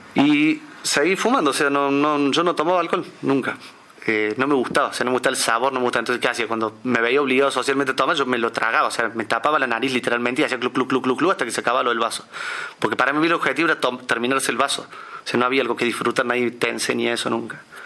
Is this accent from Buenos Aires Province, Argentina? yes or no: no; Córdoba, Argentina; Nací en Córdoba Capital en el año 1987